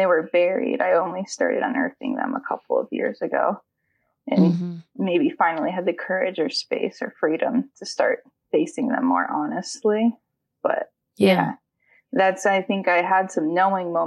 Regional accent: San Antonio, Texas, United States; I grew up in San Antonio, Texas

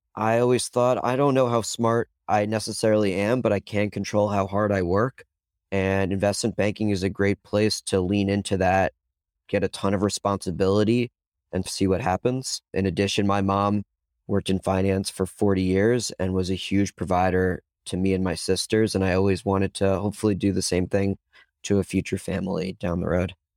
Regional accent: New York, United States; moved away as an adult; now in Chapel Hill, United States; the New Yorker that I am

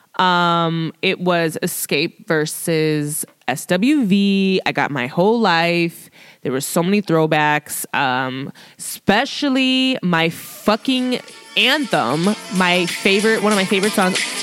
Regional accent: Chicago, Illinois, United States; born and raised in Chicago

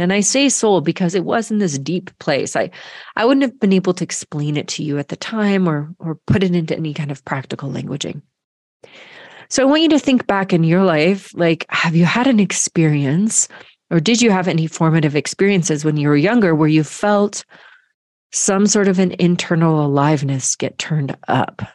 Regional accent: Georgia, United States; moved away as an adult; grew up in Georgia

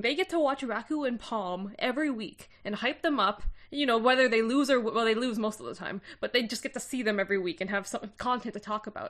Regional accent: Canada; as a Canadian

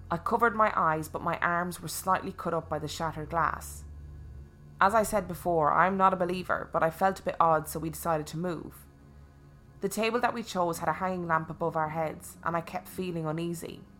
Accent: Gloucester, South West England, United Kingdom; moved away as an adult; now in London, United Kingdom; I was born and raised in Gloucester, but in 1998 moved to Barking in East London

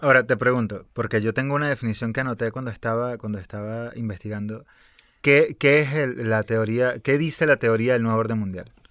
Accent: Venezuela; mi país, por ejemplo, con Venezuela

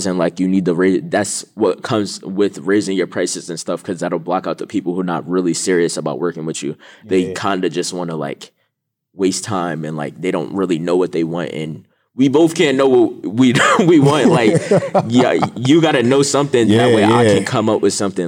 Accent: Jersey City, New Jersey, United States; I'm from Jersey City, New Jersey

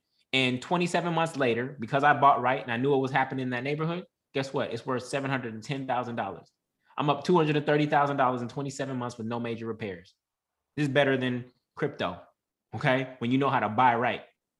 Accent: Oakland, California, United States; Then you invest where you're from. I'm from Oakland, so I bought in Oakland.

